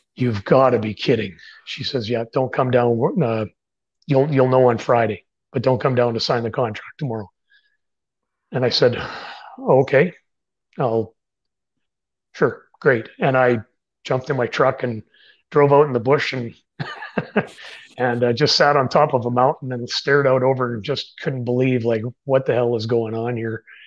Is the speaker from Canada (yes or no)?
yes; Canada; I'm a Canadian writer